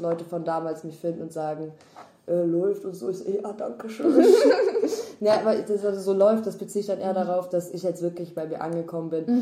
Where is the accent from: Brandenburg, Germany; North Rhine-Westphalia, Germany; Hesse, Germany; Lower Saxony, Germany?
North Rhine-Westphalia, Germany; now in Berlin, Germany; bei uns in NRW